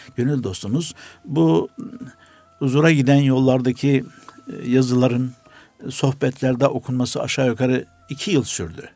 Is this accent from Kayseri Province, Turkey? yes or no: no; Antalya, Turkey; moved away; also born or lived in Istanbul; Antalya doğumluyum.